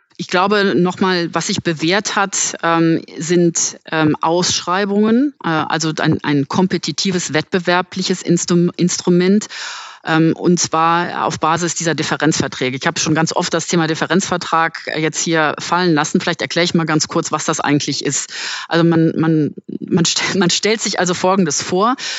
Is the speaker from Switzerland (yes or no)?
no; Germany; Deutschland ist mein Heimatland